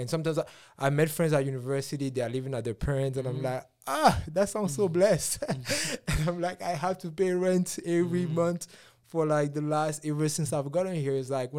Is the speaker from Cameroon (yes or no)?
yes; Cameroon; I came here from Cameroon this much ago.